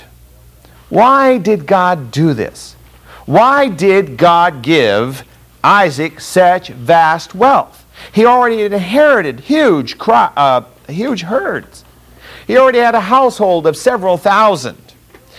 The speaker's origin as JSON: {"language": "English", "town": "Fresno", "region": "California", "country": "United States", "tie": "born or raised there", "said": "I grew up in Fresno, California"}